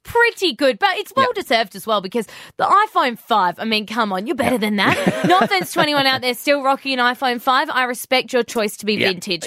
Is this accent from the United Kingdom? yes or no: no; Australia; being an Aussie